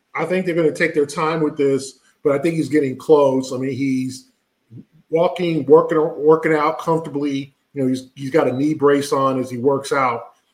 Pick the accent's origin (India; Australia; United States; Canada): United States; West Coast; now in East Coast, United States; the West Coast where I'm from, uh, and the time change. Obviously, growing up on West Coast time